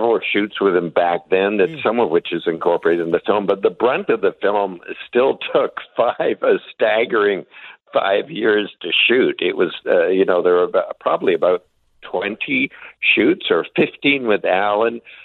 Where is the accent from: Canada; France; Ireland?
Canada; as a Canadian